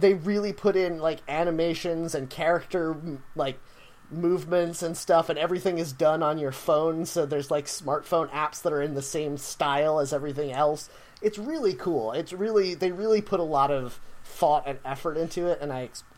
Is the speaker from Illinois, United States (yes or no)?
no; New York, United States; Well, I think this is cool, and I'm a New Yorker, so my opinion must be valid.